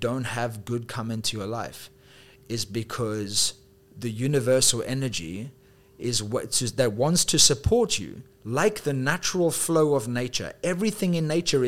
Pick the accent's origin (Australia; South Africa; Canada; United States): South Africa; also born or lived in United Kingdom / Dubai; now in Thailand; I'm also from South Africa